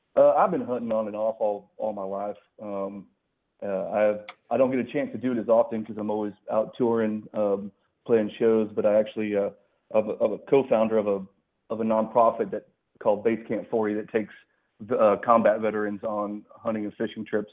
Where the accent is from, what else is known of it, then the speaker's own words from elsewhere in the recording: Colorado, United States; also born or lived in Texas; now in Tennessee, United States; I lived in Texas for a long time. I live in Tennessee now, but I'm actually originally from Colorado.